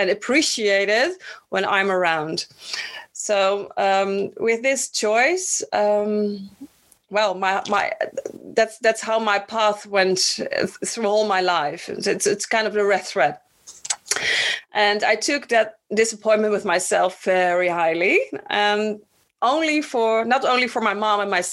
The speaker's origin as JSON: {"language": "English", "country": "Netherlands", "tie": "born or raised there", "also_born_or_lived": "Bonaire", "said": "my personal story starts in Bonaire. I was born in the Dutch Antilles, and when I was 3, we moved to the Netherlands"}